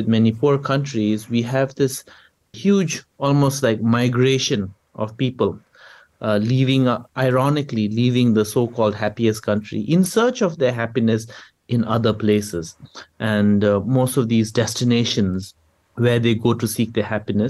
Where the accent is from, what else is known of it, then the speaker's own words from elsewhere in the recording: Bhutan; whenever I tell people I'm from Bhutan